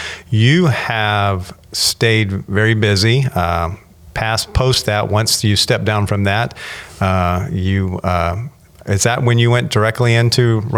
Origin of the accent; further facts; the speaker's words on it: Fort Worth, Texas, United States; We were both born in Texas. I was born in Fort Worth, not Dallas.